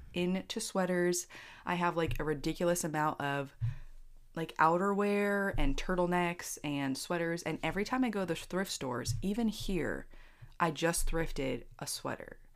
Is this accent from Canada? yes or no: no; Pennsylvania, United States; moved away; I grew up in Pennsylvania